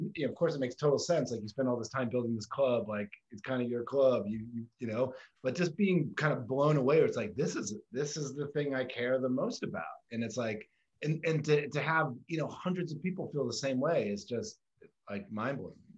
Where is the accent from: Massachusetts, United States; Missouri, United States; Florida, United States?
Massachusetts, United States; Boston; I grew up in Boston as a, as a Red Sox fan.